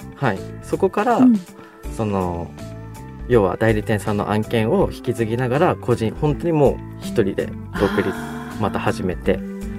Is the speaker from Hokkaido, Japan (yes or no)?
yes; Tomakomai, Hokkaido, Japan; moved away; also born or lived in Sapporo / Tokyo; 僕は地元苫小牧にいて札幌に行って東京に行った